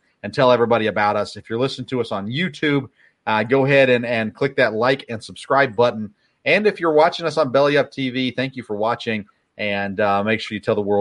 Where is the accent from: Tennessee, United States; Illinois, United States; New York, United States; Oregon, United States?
Tennessee, United States; Middle; I grew up in Middle Tennessee.